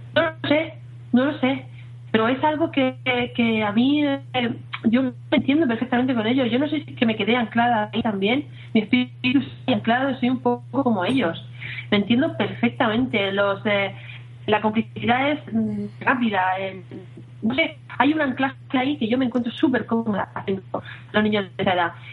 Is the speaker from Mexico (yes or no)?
no; Alicante, Valencian Community, Spain; soy de un pueblecito de Alicante